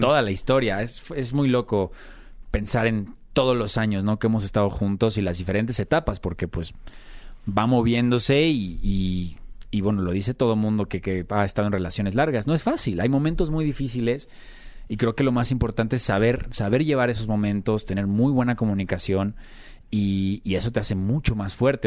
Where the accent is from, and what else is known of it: Mexico; moved away as an adult; also born or lived in Argentina / Brazil / United States